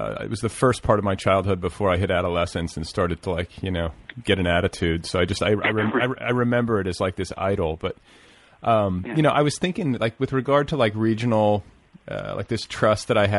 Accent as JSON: {"language": "English", "town": "Milwaukee", "region": "Wisconsin", "country": "United States", "tie": "born or raised there", "also_born_or_lived": "Indianapolis", "said": "I grew up in Milwaukee and Indianapolis, so I know that part of it."}